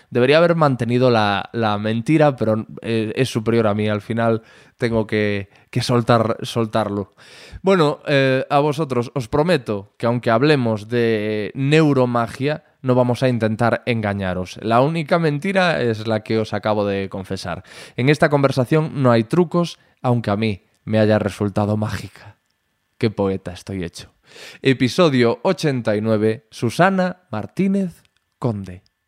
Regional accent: Corcubión, Galicia, Spain; moved away; yo soy de Corcubión, ahora estoy aquí

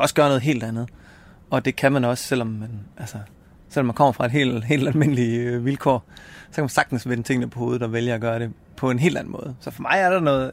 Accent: Esbjerg, Southern Denmark, Denmark; Jeg er født og opvokset i Esbjerg

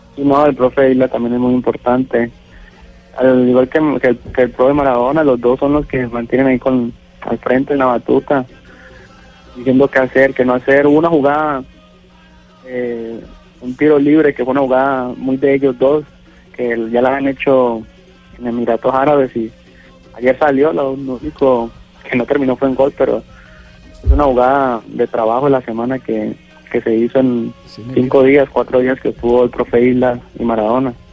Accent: Guacarí, Valle del Cauca, Colombia; moved away as an adult; also born or lived in Tijuana, Mexico; now in Culiacán, Mexico; Yo soy de Guacari Valle, de Cali.

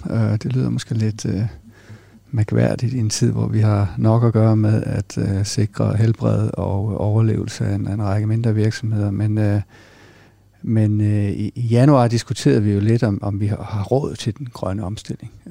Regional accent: Greenland; accent: Jutlandic; jeg tror, det er mere jysk i virkeligheden. Og så tror jeg, at min, min opvækst på Grønland har været med til at forme en, en, jeg sige, en, et, en nysgerrighed og en, en global mindset.

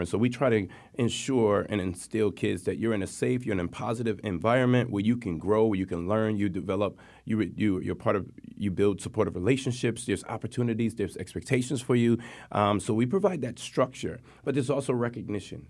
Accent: Hartford, Connecticut, United States; born and raised in Hartford, Connecticut

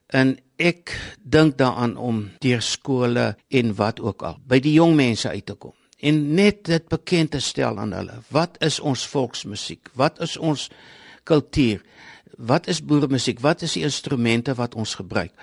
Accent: South Africa; ek kom van Vrashoek af

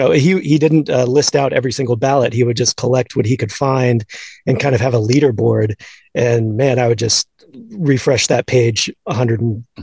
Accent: Houston, Texas, United States; So I grew up in Houston, an Astros fan.

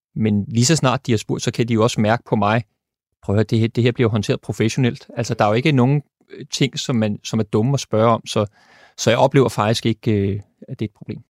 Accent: Denmark; vi som danskere

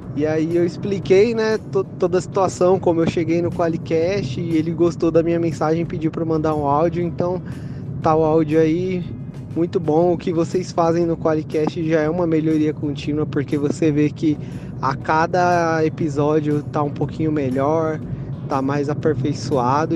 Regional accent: São Paulo, Brazil; now in São José do Rio Preto, Brazil; sou de São Paulo, capital, mas estou morando em São José do Rio Preto, cidade do interior de São Paulo

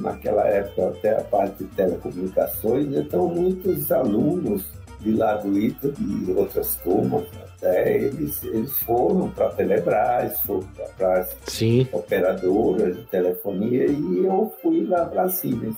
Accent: Recife, Pernambuco, Brazil; moved away; eu sou pernambucano do Recife, meu pai era é caruaruense e minha mãe lá do Recife, e eu fui criado a vida inteira lá.

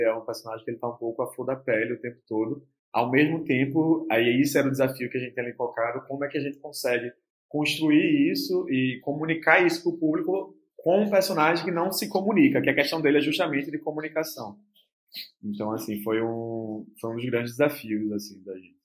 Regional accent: Olinda, Pernambuco, Brazil; E é o bairro onde eu cresci também. É, eu passei a minha infância, adolescência toda, ali nessa periferia de Olinda, entre Rio Doce e Jardim Atlântico

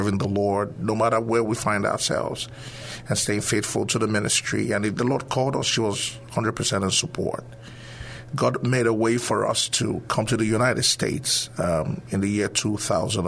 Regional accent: Nigeria; moved away; originally from Nigeria.

